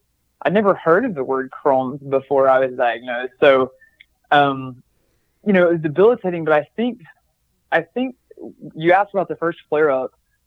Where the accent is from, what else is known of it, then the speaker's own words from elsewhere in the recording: the South, United States; And I think part of that's just growing up in the South.